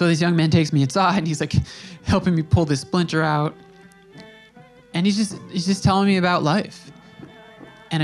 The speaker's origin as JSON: {"language": "English", "region": "New York", "country": "United States", "said": "I'm from New York"}